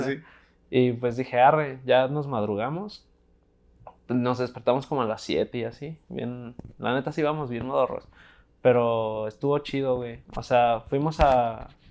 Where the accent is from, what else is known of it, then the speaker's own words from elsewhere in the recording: Guadalajara, Jalisco, Mexico; tengo 19 años, soy de Guadalajara